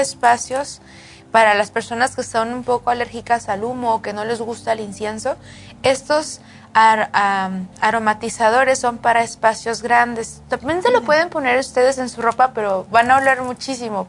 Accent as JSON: {"language": "Spanish", "country": "Mexico", "tie": "born or raised there", "moved": "yes", "said": "mi pueblo, en, en México"}